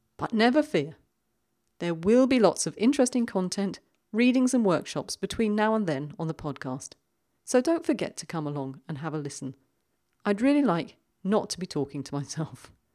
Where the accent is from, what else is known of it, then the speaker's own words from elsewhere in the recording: London, United Kingdom; now in Switzerland; my hometown of London